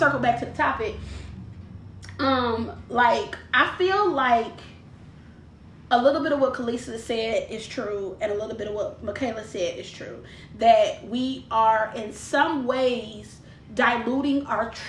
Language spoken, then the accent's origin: English; Detroit, Michigan, United States; also born or lived in Dearborn, Michigan; I was west side till I was 16. I was raised on Plymouth and Evergreen is where I was raised till I was 16. Then we moved out to Dearborn